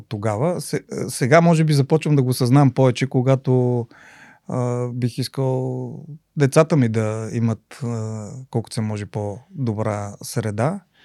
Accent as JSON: {"language": "Bulgarian", "town": "Lovech", "region": "Lovech Province", "country": "Bulgaria", "tie": "born or raised there", "also_born_or_lived": "Sofia", "said": "реално съм си израсъл в Ловеч"}